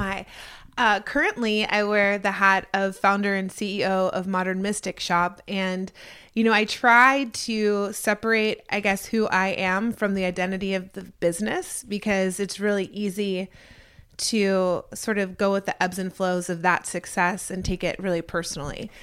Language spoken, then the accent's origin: English; Atlanta, Georgia, United States; born or raised there